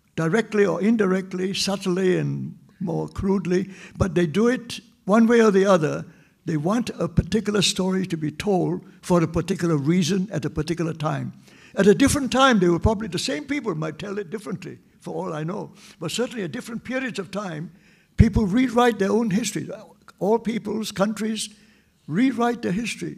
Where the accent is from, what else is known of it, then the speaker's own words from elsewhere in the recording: Singapore; our conception of being a Singaporean identity